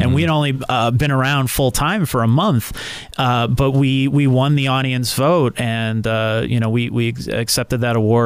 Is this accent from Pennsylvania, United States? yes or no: yes; Scranton, Pennsylvania, United States; I was born and raised in Scranton. I'm a West Sider